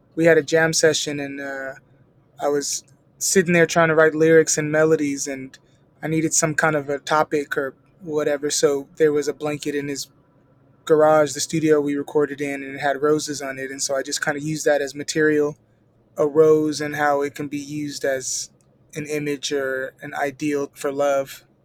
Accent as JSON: {"language": "English", "town": "Sacramento", "region": "California", "country": "United States", "moved": "as an adult", "lives_now": "San Diego, United States", "said": "I'm from Sacramento, but I moved to San Diego about five years ago, and, uh, I live in City Heights."}